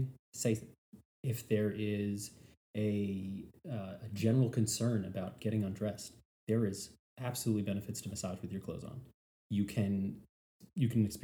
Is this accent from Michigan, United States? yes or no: no; New York, United States; moved away as an adult; now in Savannah, United States; I'm from New York. I was told ever since I was yay big, I live in the greatest city in the world.